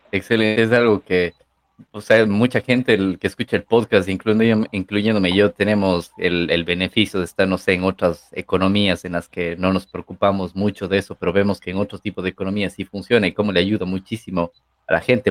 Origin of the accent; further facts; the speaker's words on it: Ecuador; Ecuador, de donde yo soy